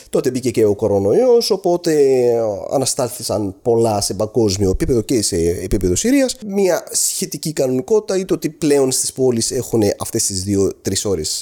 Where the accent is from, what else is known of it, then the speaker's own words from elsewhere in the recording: Greece; εγώ έρχομαι από την Ελλάδα